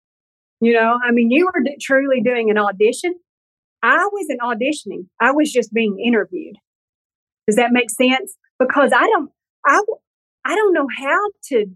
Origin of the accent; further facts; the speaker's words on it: the South, United States; I'm from the South